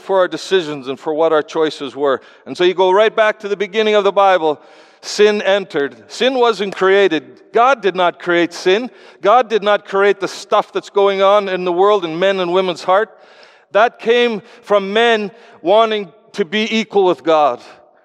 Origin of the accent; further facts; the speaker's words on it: Canada; I come from Canada